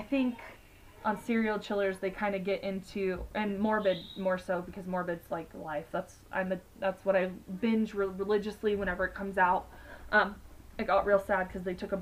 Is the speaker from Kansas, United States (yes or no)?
yes; Kansas, United States; if we're from Kansas